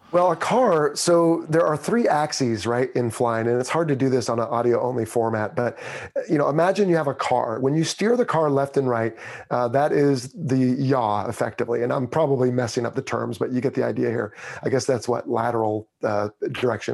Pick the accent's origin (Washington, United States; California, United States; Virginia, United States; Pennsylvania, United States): California, United States; Pismo Beach; moved away; also born or lived in Los Angeles, California; I was born in the Los Angeles area and spent my first nine years there, and then raised up on the Central Coast near Pismo Beach